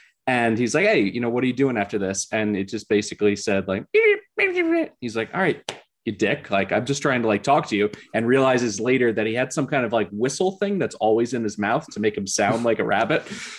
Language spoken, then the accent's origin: English; Philadelphia, Pennsylvania, United States; also born or lived in Maryland; So I grew up in Philly, about three blocks from St. Joe's.